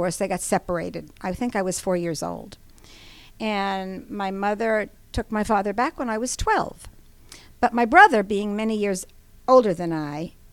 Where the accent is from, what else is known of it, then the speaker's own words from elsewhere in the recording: New York / Long Island, United States; moved away; also born or lived in Atlanta, Georgia; I am a New Yorker mm-hmm. or Long Islander